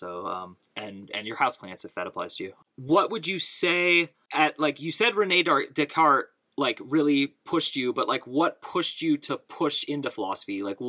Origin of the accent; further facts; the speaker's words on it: West Coast, United States; And I'm from the West Coast, where there's very few Catholics.